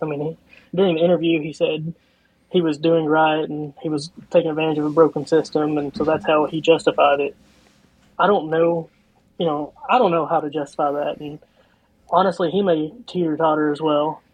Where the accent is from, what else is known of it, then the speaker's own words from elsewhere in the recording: Eastern Kentucky, United States; growing up in Eastern Kentucky